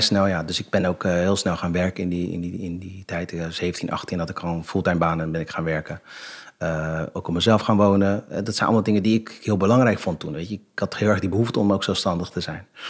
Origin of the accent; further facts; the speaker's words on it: Rotterdam, South Holland, Netherlands; ik ben geboren en getogen in Rotterdam